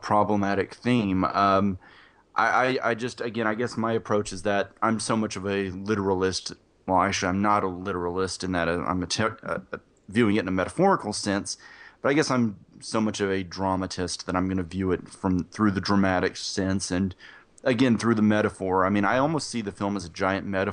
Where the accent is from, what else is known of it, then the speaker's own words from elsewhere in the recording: the South, United States; I'm from the South